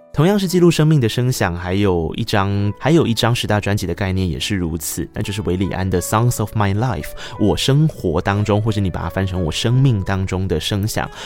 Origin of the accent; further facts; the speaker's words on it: Tainan, Taiwan; 我作为一个台南人